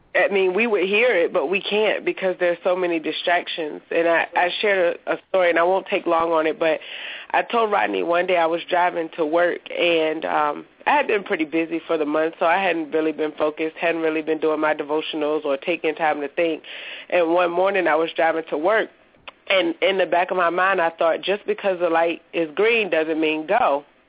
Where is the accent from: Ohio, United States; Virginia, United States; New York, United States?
Virginia, United States; Petersburg; I'm from Petersburg, Virginia